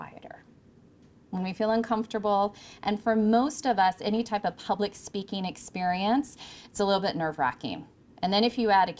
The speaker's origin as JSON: {"language": "English", "region": "California", "country": "United States", "moved": "yes", "said": "I'm originally from California"}